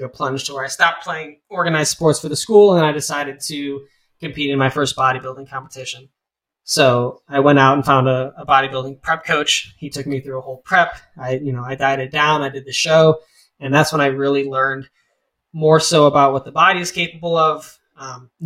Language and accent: English; Lakewood, Ohio, United States; now in Bowling Green, United States; I was born and raised in Lakewood, Ohio